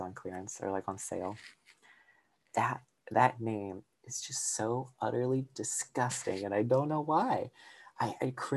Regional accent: the South, United States; I'm from the South and it's always hot

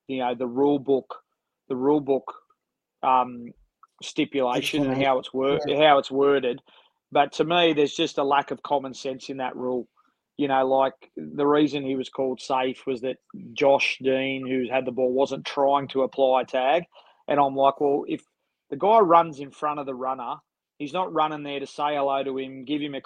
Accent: Sydney, New South Wales, Australia; manage my hometown ABL team

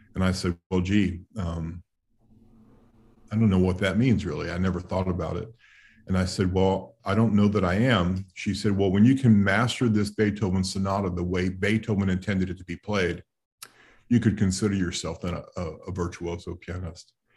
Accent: New York City, New York, United States; I grew up in New York City

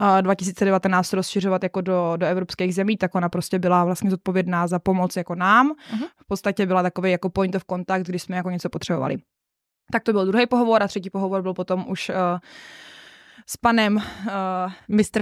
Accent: Moravská Třebová area, Pardubice Region, Czechia; moved away; also born or lived in Trnávka; A já jsem z Moravsko-Třebovská, my tam jsme takový jako nespecifikovaný kraj, nebo kraj, je to prostě pardubický kraj

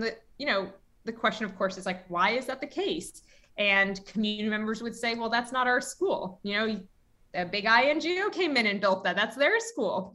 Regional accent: New York City, New York, United States; I grew up in New York City and was in public school my whole life

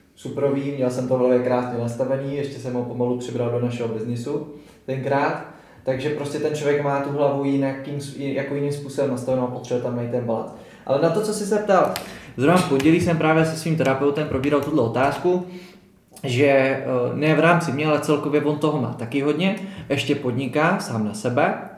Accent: České Budějovice, South Bohemian Region, Czechia; jsem z Budějovic

